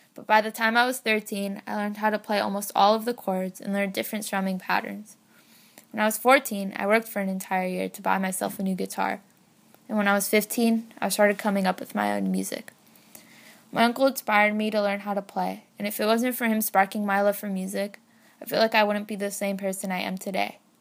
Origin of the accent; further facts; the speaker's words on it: San Francisco, California, United States; I'm sixteen and was born and raised in San Francisco